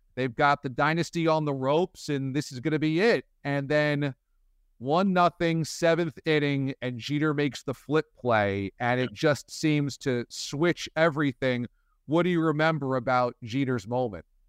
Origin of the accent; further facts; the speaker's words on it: New York, United States; as a New Yorker